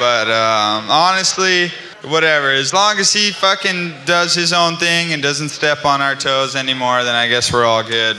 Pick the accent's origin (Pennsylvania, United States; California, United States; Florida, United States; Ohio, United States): California, United States; I'm from California. I don't handle the cold very well